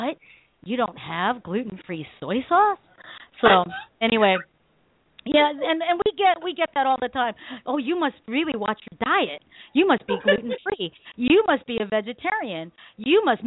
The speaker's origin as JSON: {"language": "English", "country": "Philippines", "said": "I'm Filipino"}